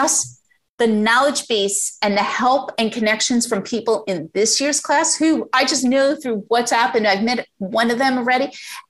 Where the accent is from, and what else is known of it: United States